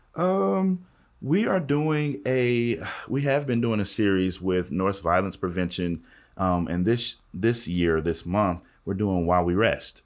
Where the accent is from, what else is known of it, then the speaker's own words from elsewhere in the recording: Southwestern Kentucky, United States; moved away as an adult; I'm from West, Southwestern Kentucky